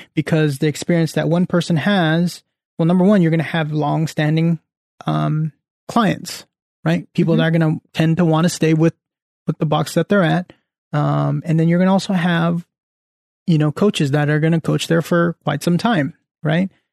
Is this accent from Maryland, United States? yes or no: no; Central Valley, California, United States; moved away; back at home or back in the Central Valley